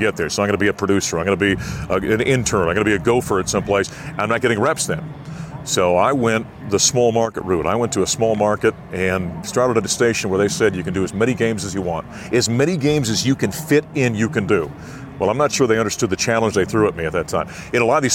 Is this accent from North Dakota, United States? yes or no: yes; Grand Forks, North Dakota, United States; moved away as an adult; also born or lived in Syracuse, New York; now in Denver, United States; in my hometown of Grand Forks, North Dakota